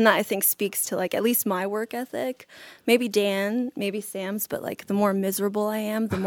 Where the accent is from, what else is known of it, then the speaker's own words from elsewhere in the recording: North Macedonia; also born or lived in California, United States; we played a show together in Macedonia in Eastern Europe, which is where I'm from, kind of. And then I'm also from California